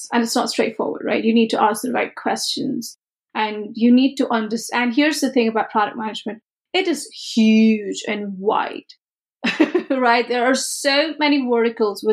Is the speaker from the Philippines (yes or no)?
no; India; moved away; growing up in India